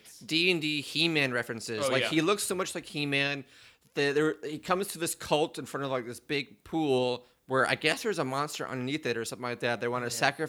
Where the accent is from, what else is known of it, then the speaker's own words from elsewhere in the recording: Prince Edward Island, Canada; Oh yeah, I'm from Canada. I'm from Prince Edward's Island.